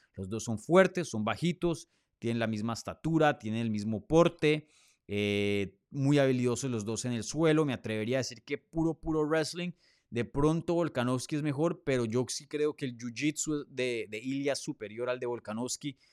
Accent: Colombia; now in Miami, United States; yo nací en Colombia, me crié en Colombia.

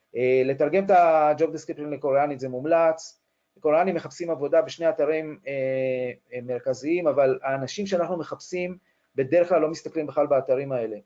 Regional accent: Israel

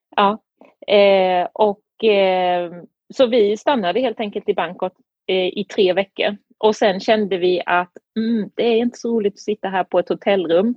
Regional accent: Sweden; moved away as an adult; also born or lived in Beijing, China; now in Tianjin, China

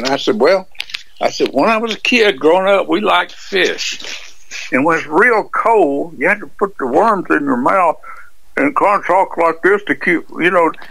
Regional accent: Alabama, United States; I'm from Alabama.

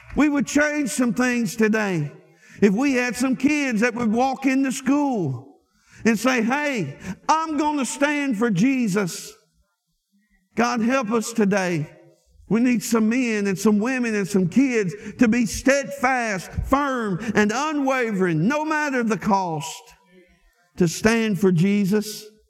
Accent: Lake Village, Arkansas, United States; moved away; when I go home to Arkansas and I get back to my hometown in Lake Village

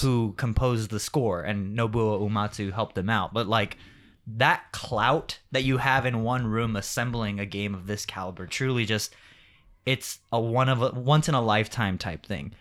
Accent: Rialto, California, United States; also born or lived in Riverside, California; I grew up in actually Rialto, but I went to school in Riverside

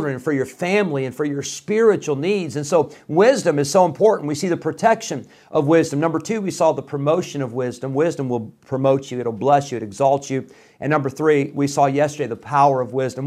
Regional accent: Rockford, Illinois, United States; also born or lived in Geneseo, Illinois; My family, we moved from Rockford, Illinois when I was 16. So this was 1995.

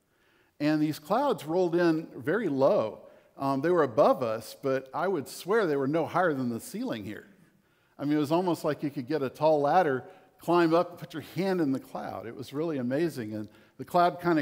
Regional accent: Corpus Christi, Texas, United States; I grew up in Corpus Christi, and there are no mountains anywhere

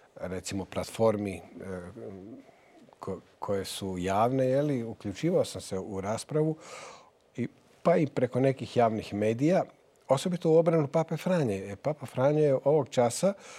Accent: Novalja, Lika-Senj County, Croatia; ja vraćam dug mome rodnom gradu, mome rodnom mjestu. Zapravo, ne radi se samo o novalji

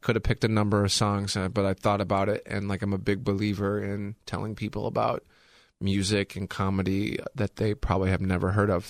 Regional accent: Illinois, United States; also born or lived in Chicago / Bloomington; I grew up in Illinois my entire life.

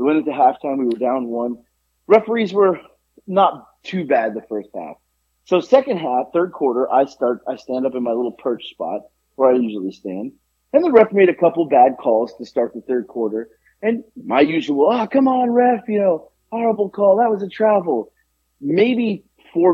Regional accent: Boca Raton, Florida, United States; also born or lived in New York; now in Georgia, United States; I grew up in Florida

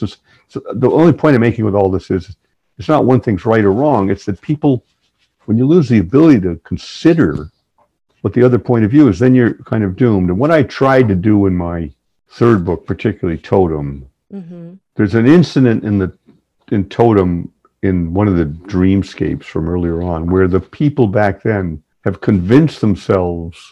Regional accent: New England, United States; I grew up in New England, and my family's been in New England forever.

